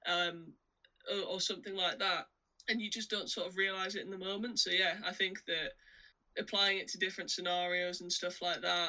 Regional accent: United Kingdom; kind of partially being British

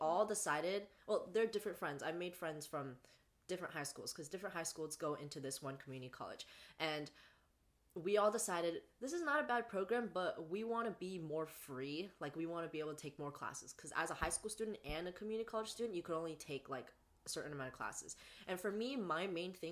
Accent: the Bay Area, California, United States; I go to school in Northern California, so also California, but up here in the Bay Area, and I'm from the Bay

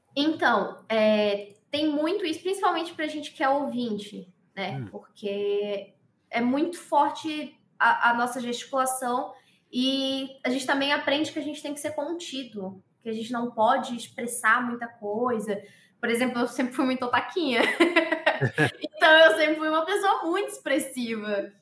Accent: Pernambuco, Brazil; eu tenho 27 anos, eu sou pernambucana

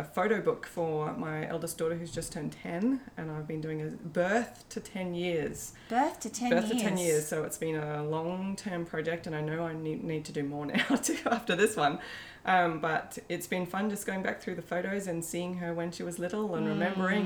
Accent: New South Wales, Australia; now in Brisbane, Australia; I live in Brisbane, and so I'm part of some homeschooling groups in Brisbane. Though I grew up in New South Wales, so Brisbane's become a second home.

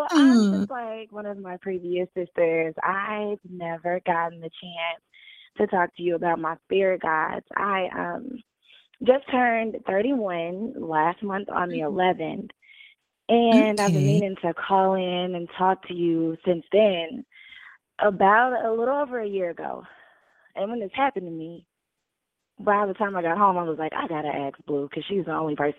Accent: United States; I'm from the United States.

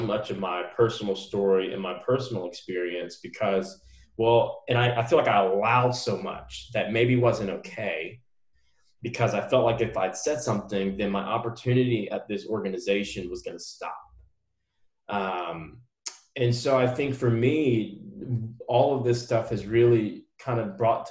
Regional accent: United States; half Black, half Korean person growing up in America

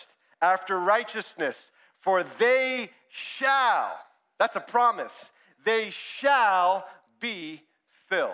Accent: Brampton, Ontario, Canada; also born or lived in Ajax; I grew up in one church in Brampton

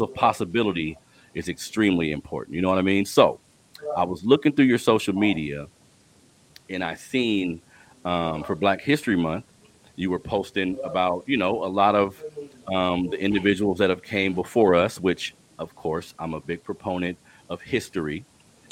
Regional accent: Sacramento, California, United States; I grew up here in Sacramento in an urban community

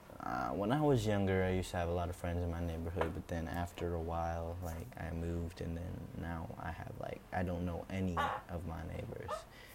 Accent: Singapore; I lived here all my life, actually. But I was born in Singapore, like I said, and yeah.

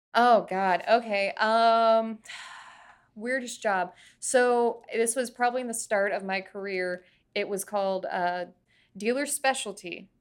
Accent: Florida, United States; I was growing up in Florida

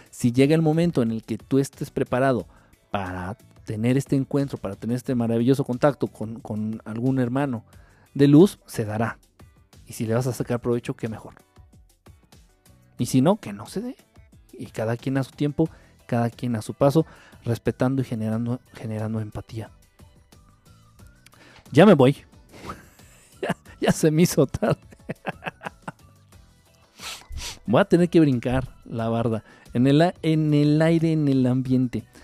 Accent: Argentina; accent: Argentine; ya te voy a llamar así, escuchas mi acento argentino. A mí me encanta.

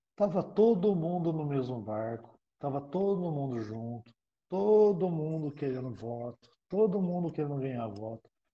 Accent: Brazil; a gente, como brasileiro

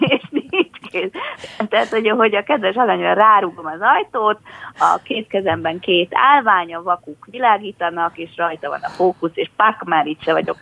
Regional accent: Budapest, Hungary; Budán a 12. kerületből, ahol én is felnőttem

